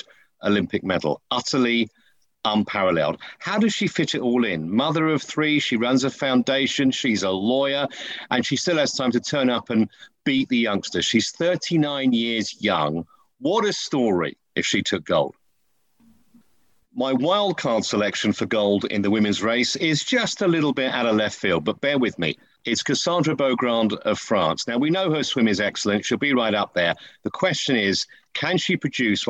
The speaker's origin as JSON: {"language": "English", "country": "United Kingdom", "said": "I'm a Brit and proud to be one"}